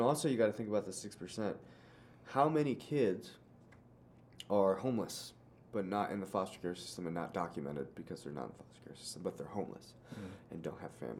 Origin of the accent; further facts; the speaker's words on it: Indiana, United States; also born or lived in Sevierville, Tennessee; now in Knoxville, United States; I'm from Indiana originally